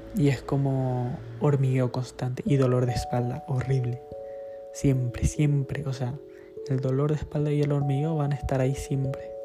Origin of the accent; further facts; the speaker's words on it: Paraguay; now in Spain; Soy de Paraguay. Pero actualmente estoy viviendo en España.